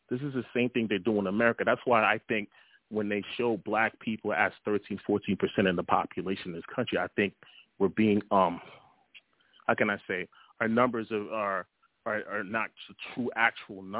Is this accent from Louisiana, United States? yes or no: no; Georgia, United States; also born or lived in Brooklyn, New York; I'm from Georgia. I used to live in Brooklyn, but I reside in Atlanta